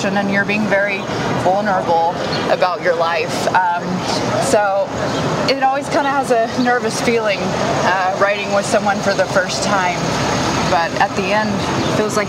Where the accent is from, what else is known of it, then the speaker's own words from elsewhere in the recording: Knoxville, Tennessee, United States; moved away as an adult; now in Nashville, United States; growing up in Knoxville